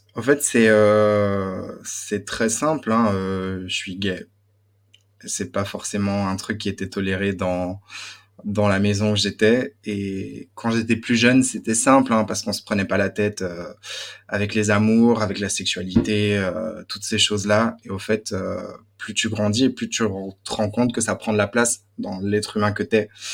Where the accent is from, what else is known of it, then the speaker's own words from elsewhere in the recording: Belgium; accent: Belgian; moved away as an adult; now in Paris, France; je viens de Belgique. J'ai grandi dans une euh, famille euh, turque très croyante